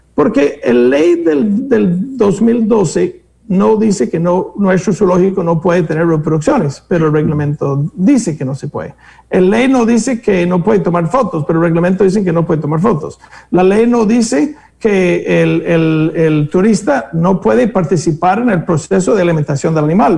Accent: Greece; moved away; unos griegos que no conocí, que resulta ser de mi pueblo

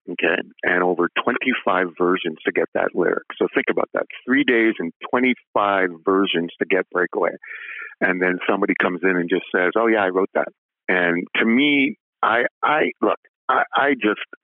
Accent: Ottawa, Ontario, Canada; I was from Ottawa

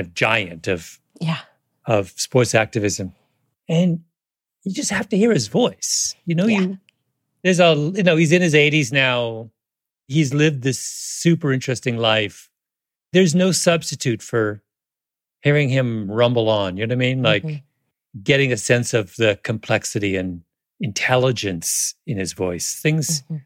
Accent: Canada; moved away as an adult; now in United States; I grew up in Canada

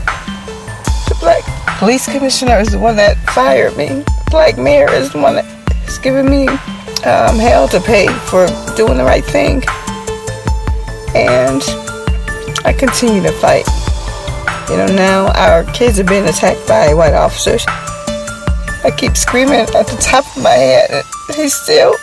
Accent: Buffalo, New York, United States; I'm from Buffalo, New York

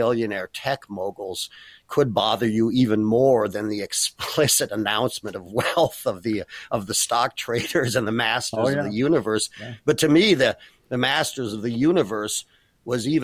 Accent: Berkeley, California, United States; also born or lived in Oakland / Chicago; now in San Francisco, United States; I grew up in Berkeley

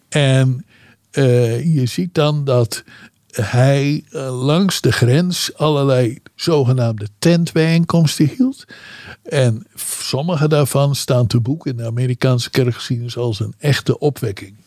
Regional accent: Netherlands

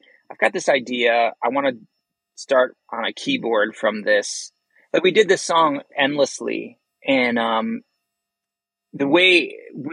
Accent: Chicagoland, Illinois, United States; we're still from Chicagoland

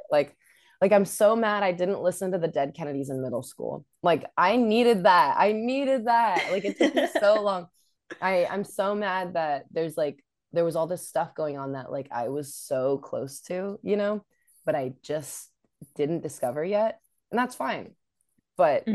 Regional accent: Sacramento, California, United States; I grew up in Sacramento and there our venue was the Ace of Spades

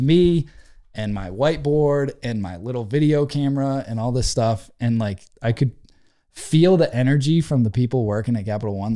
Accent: just outside of Worcester, Central Massachusetts, United States; I grew up in Central Mass, just outside of Worcester.

